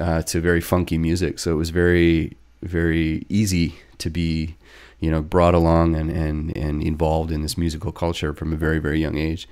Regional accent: northern British Columbia, Canada; I grew up here in British Columbia, and it's just a province in Canada if you're watching from elsewhere on the West Coast. Um, I'm from northern B C.

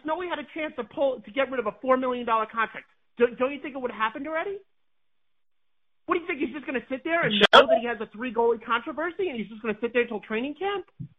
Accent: New York City, New York, United States; from New York City.

